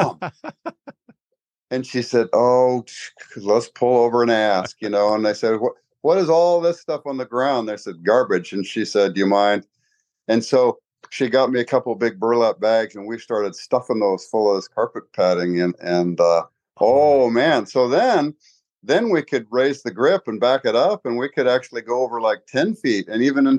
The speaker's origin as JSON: {"language": "English", "town": "Spokane", "region": "Washington", "country": "United States", "tie": "born or raised there", "said": "I was a Spokane boy when I was a little kid, and, Catholic school, grade school, high school guy"}